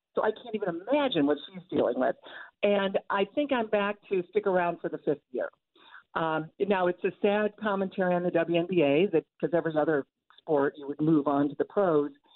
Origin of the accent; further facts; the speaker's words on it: Toledo, Ohio, United States; moved away; growing up in Toledo on my way to Northwestern